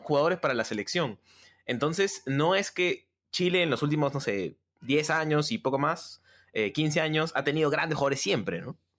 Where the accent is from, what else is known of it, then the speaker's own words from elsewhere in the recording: Lima, Peru; a los peruanos como que, a los limeños en verdad